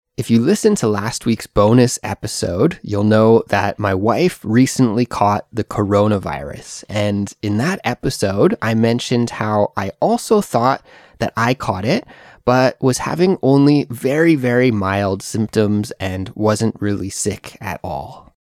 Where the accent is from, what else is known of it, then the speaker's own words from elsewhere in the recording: Canada; moved away as an adult; now in South Korea; I'm a Canadian English teacher who lives in South Korea